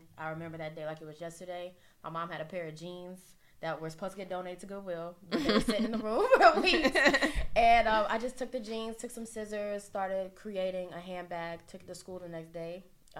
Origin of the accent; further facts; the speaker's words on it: Greensboro, North Carolina, United States; moved away as an adult; now in New York, United States; I'm originally from Greensboro, North Carolina. Okay. I moved up after college in 2016.